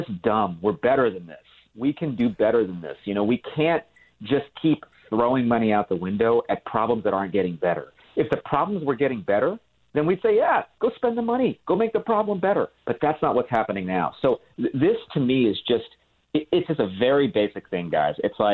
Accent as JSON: {"language": "English", "region": "California", "country": "United States", "tie": "born or raised there", "said": "I grew up in California. I live in California now"}